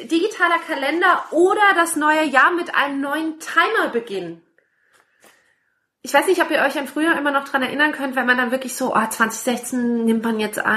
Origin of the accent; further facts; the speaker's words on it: Berlin, Germany; Wollte ich sagen, das ist als Berliner total